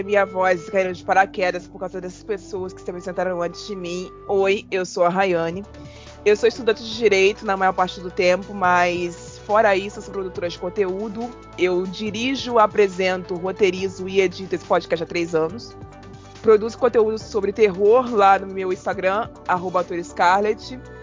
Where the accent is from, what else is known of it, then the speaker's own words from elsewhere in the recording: Rio de Janeiro, Brazil; Eu sou da periferia do Rio de Janeiro.